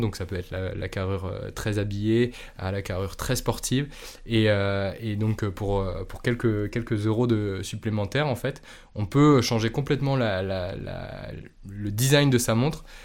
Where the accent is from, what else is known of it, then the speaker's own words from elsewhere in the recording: Normandy, France; je suis normand à la base